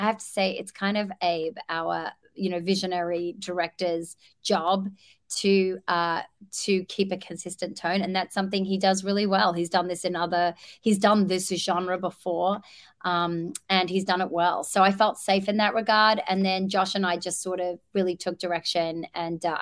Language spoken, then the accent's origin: English; Australia; moved away; I grew up in Australia where we are the land of wonderful athletes